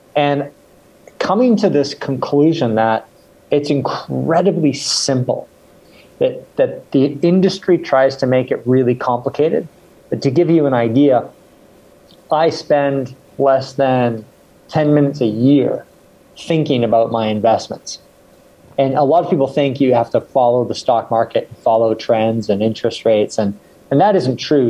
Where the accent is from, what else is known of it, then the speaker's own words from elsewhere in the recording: Victoria, British Columbia, Canada; also born or lived in England; I was born in England and I grew up in Canada. So I was raised in Canada and it was on the west coast, a place called Victoria, British Columbia